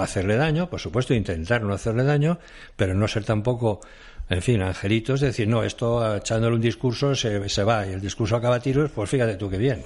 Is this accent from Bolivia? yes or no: no; Catalonia, Spain; moved away as an adult; now in Madrid, Spain; yo soy catalán